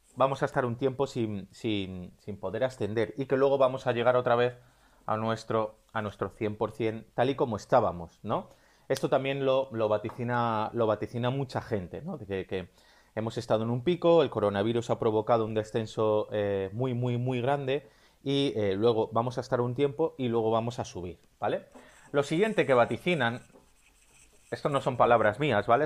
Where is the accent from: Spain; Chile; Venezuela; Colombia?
Spain; si me estás escuchando desde España, donde yo soy